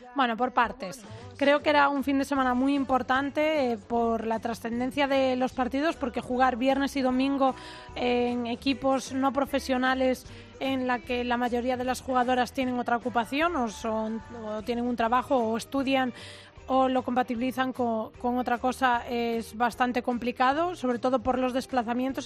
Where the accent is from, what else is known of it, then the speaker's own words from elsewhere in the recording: Ourense, Galicia, Spain; yo soy de Urense